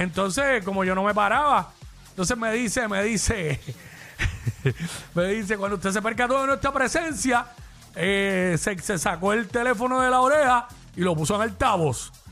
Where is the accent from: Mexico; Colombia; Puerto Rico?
Puerto Rico; Cabo Rojo; mi pueblo